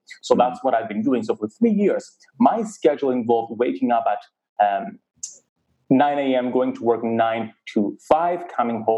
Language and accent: English; Cyprus; Growing up in Cyprus, a very conservative community, growing up as gay